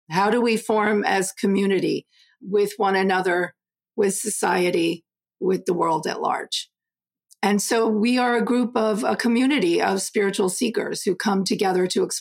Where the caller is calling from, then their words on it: Southbury, Connecticut, United States; Connecticut, Southbury, Connecticut, with a lovely little snow cover this morning.